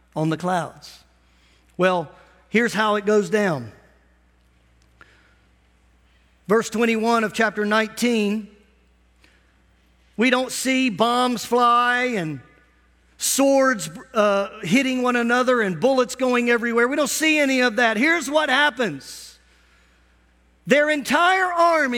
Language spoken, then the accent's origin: English; United States; as an American